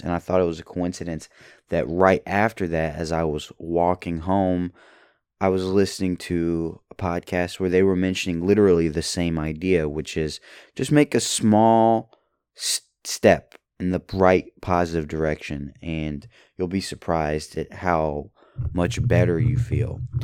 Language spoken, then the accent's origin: English; Louisville, Kentucky, United States; I was born in Kentucky, Louisville, Kentucky, and my family is rather Kentuckian.